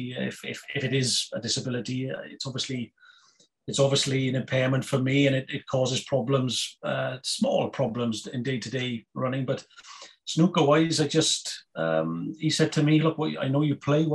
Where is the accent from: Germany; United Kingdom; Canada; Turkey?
United Kingdom; Wales; moved away as an adult; now in Waterford, Ireland; You can tell by my accent there, I'm from Wales, but I've been here over 20 years now